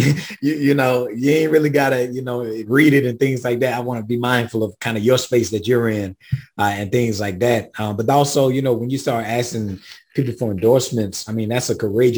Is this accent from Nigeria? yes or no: no; South Carolina, United States; I'm from the South. I'm from South Carolina. I'm from the Black Rural South, in between St. Matthew, South Carolina, Swansea, South Carolina, and Sandy Run.